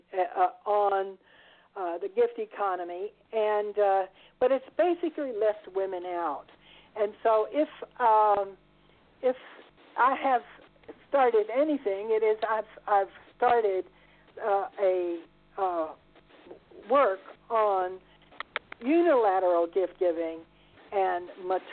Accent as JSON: {"language": "English", "region": "Texas", "country": "United States", "tie": "born or raised there", "also_born_or_lived": "Italy", "moved": "as an adult", "said": "I was born in Texas in a well-to-do family"}